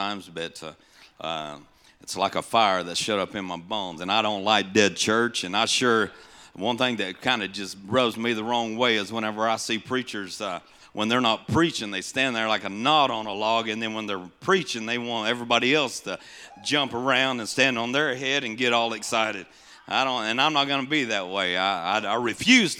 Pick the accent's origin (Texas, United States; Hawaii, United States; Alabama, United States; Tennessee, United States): Tennessee, United States; also born or lived in Missouri; I'm just the country boy from Tennessee, originally from Missouri. Well, I was born in Tennessee, but lived here part of our life as a child